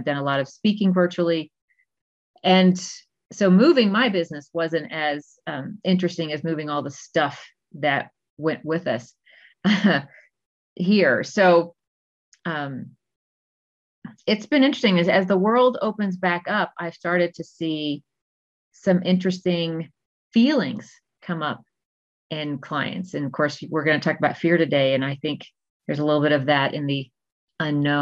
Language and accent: English; Texas, United States; now in Colorado, United States; I'm originally from Texas, but I'm currently in Colorado